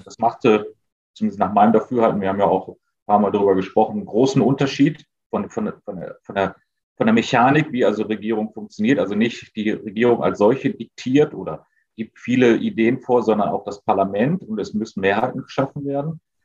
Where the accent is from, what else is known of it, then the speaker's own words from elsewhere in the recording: Essen, North Rhine-Westphalia, Germany; als Essener